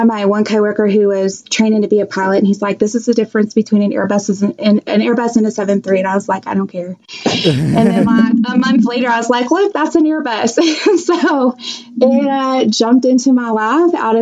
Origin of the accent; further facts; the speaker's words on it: central Illinois, United States; I'm from Illinois